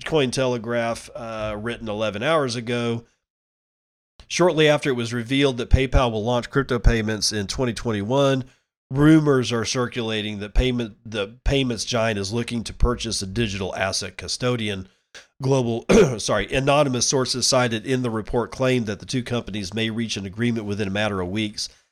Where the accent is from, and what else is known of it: United States